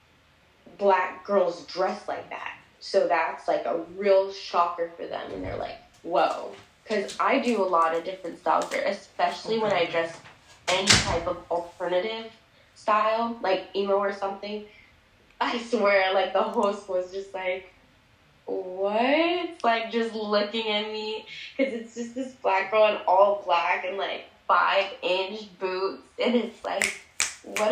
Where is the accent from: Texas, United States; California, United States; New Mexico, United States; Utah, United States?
Texas, United States; Plano; growing up in Plano